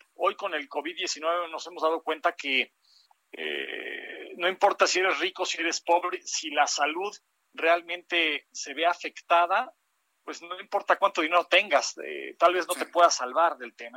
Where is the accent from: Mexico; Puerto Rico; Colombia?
Mexico